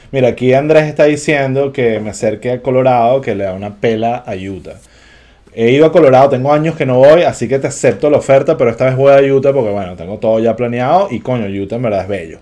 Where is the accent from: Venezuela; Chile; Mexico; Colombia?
Venezuela; como venezolano